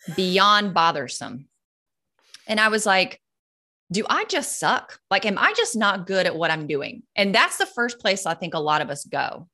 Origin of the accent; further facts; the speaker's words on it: North Carolina, United States; moved away as an adult; also born or lived in California; now in Florida, United States; we moved from North Carolina to California. Then we did it again and moved California to Florida